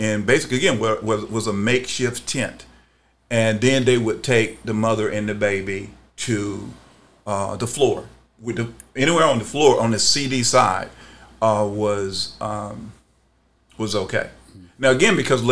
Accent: Atlanta, Georgia, United States; I was born in Atlanta

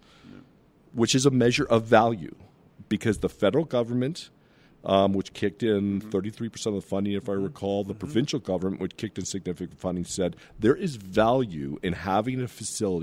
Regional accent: Southern Ontario, Canada; I grew up in Southern Ontario

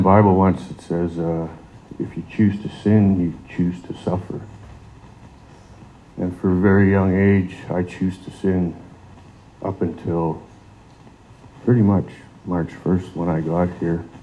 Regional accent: Sault Ste. Marie, Ontario, Canada; moved away; I'm originally from Sault Ste. Marie, Ontario

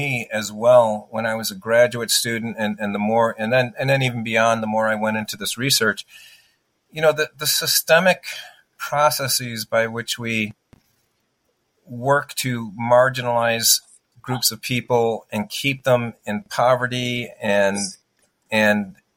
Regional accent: United States; My father was Sicilian. My mother was German. I'm American

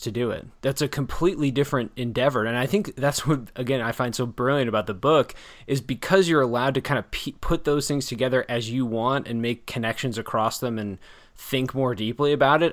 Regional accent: near Chicago, Illinois, United States; growing up near Chicago

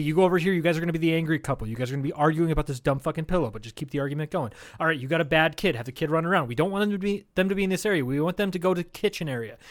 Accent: Charles City, Iowa, United States; my hometown of Charles City, Iowa.

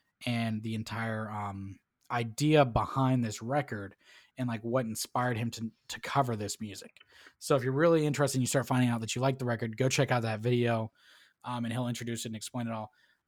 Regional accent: Tennessee, United States; I'm from Tennessee.

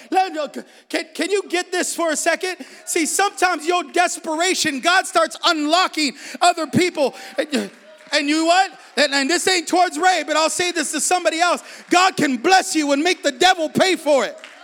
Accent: San Jose, California, United States; I'm from the east side of San Jose. I'm from Salsipuedes

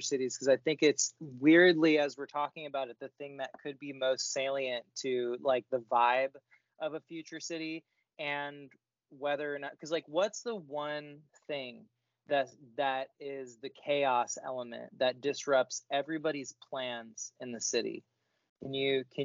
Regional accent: Sacramento, California, United States; when you and I were growing up in Sacramento

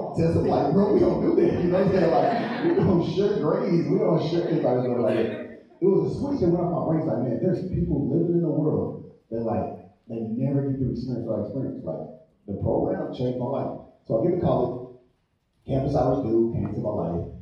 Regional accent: St. Louis, Missouri, United States; Grew up in St. Louis. Grew up in the hood

